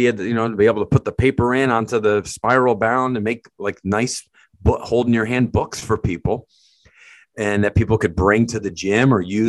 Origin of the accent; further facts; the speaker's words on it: Connecticut, United States; where we grew up together in Connecticut